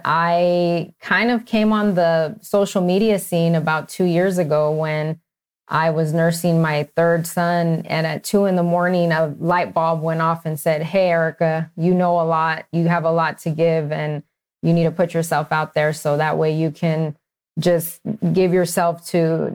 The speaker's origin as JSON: {"language": "English", "town": "Dallas", "region": "Texas", "country": "United States", "tie": "born or raised there", "also_born_or_lived": "El Paso, Texas", "first_language": "Spanish", "moved": "as an adult", "lives_now": "Phoenix, United States", "said": "I grew up, though, more in Dallas, Texas, and I did all my training there"}